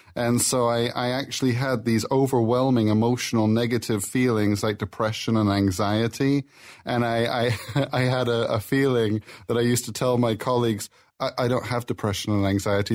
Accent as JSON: {"language": "English", "town": "Plymouth", "region": "South West England", "country": "United Kingdom", "moved": "yes", "said": "I'm from Plymouth, England"}